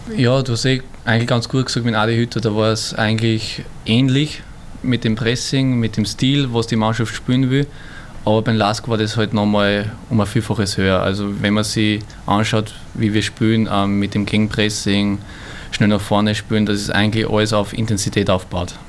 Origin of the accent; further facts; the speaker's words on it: Burgenland, Austria; also born or lived in Vienna; gebürtiger Wiener, ich fühle mich da eher als Burgenländer